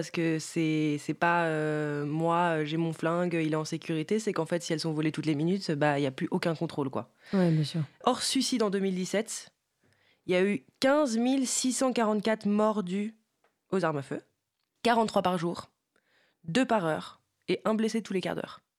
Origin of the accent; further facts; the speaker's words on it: United States; Bah oui, en tant qu'Américain.